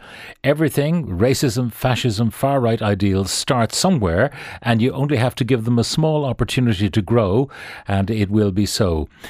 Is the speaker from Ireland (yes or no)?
yes; Ireland; as an Irish man, it makes me sick. We have gone all over the world as a people and integrated into societies that didn't want us and treated us appallingly.